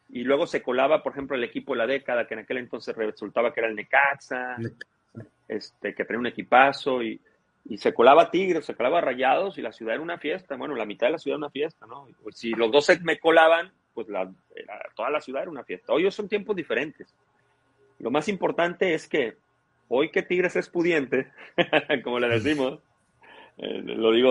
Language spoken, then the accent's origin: Spanish; Tampico, Tamaulipas, Mexico; born there; now in Cadereyta, Mexico; yo te dije que nací en Tampico y cuando